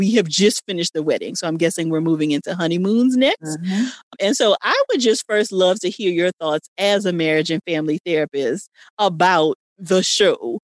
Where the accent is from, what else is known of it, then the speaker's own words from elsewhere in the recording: Louisiana, United States; I'm from Louisiana